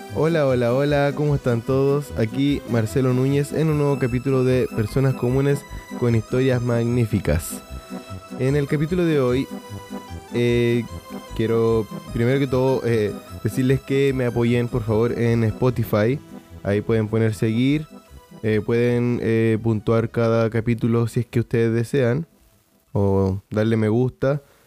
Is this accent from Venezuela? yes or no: no; Chile; Chile, que es de donde soy